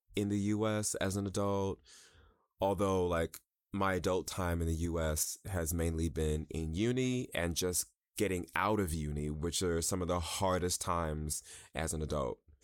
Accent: New York, United States; moved away as an adult; also born or lived in Chicago; I'm from New York originally

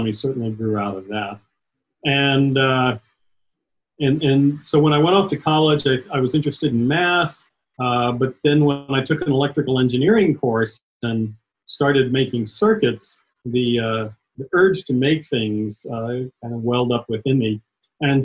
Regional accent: Atlanta, Georgia, United States; also born or lived in Dayton, Ohio; I grew up mostly in Atlanta, Georgia, a little bit in around Dayton, Ohio, but mostly Georgia.

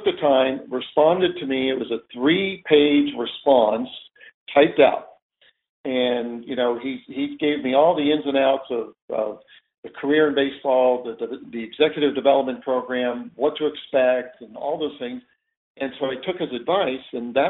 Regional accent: Chino, California, United States; we grew up in Chino

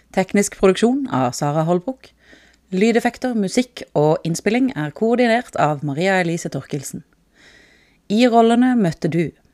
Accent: Sørlandet, Southern Norway, Norway; Vi er jo fra Sørlandet

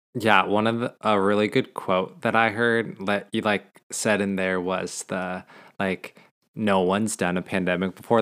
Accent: Montana, United States; growing up in Montana

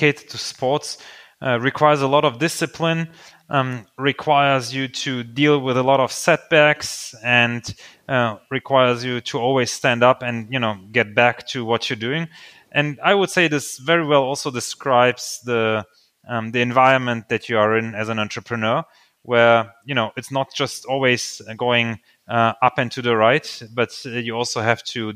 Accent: Germany; English is a second language; also born or lived in Slovakia; I actually was born in Slovakia, and we came to Germany when I was 4 years old. So I don't have a lot of memories to the time before we came to Germany, but I did grow up bilingually in Germany.

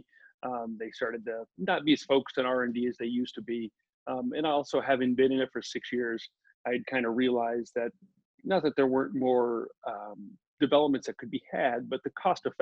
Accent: Omaha, Nebraska, United States; moved away as an adult; also born or lived in St. Louis, Missouri; Grew up in Omaha, Nebraska, ended up going to University of Nebraska

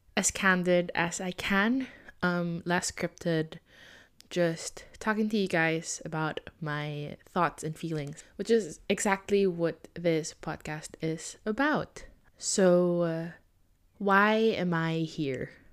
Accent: Philippines; I am Filipino and I wanted to stay true to my roots

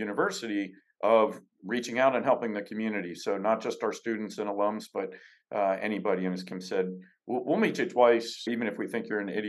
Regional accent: New Jersey, United States; I grew up in New Jersey

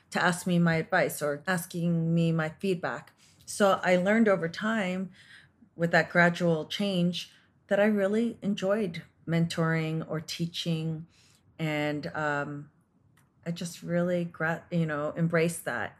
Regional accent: Canada; I was born and raised in Canada

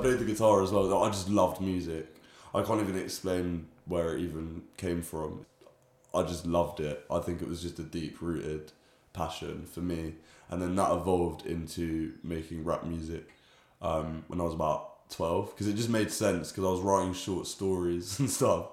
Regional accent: London, United Kingdom; growing up in London

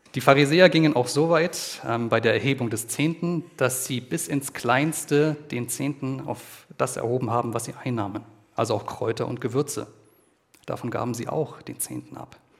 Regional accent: Germany; bei uns in Deutschland

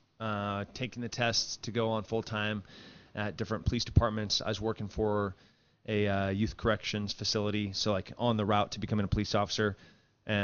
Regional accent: Central Coast, California, United States; now in Texas, United States; I grew up in like 4 hours south of San Francisco, 4 hours north of L.A. on the Central Coast

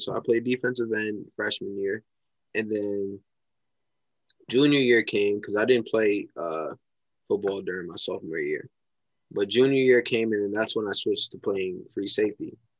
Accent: Mount Vernon, New York, United States; I'm from Mount Vernon, New York.

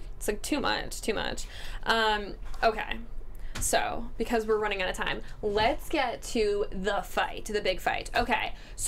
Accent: Ireland; I'm Irish.

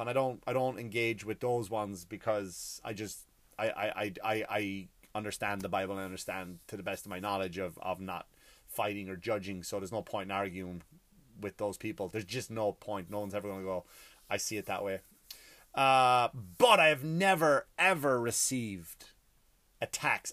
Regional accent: Ireland; I come from, I come from Ireland. I come from a country where we had our own martyrs

